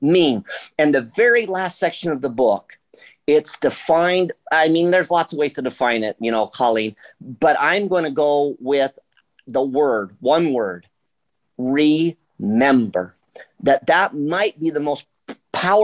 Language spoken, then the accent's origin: English; Las Vegas, Nevada, United States; I grew up in Las Vegas